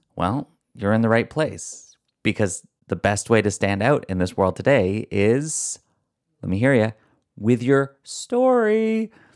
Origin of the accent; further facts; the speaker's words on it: Canada; accent: Canadian; my Canadian accent